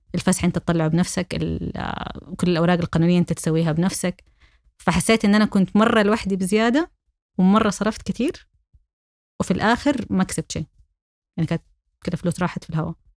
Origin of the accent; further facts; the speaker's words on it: Saudi Arabia; أنا سعودية